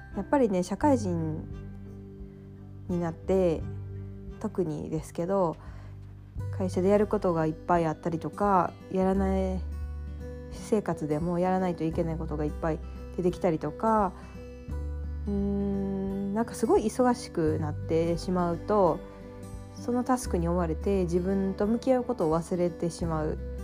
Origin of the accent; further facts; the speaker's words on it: Mie, Japan; moved away as an adult; also born or lived in Nagoya; now in Tokyo, Japan; もともとは三重の田舎出身で東京に出てくる名古屋の大学に通ってたから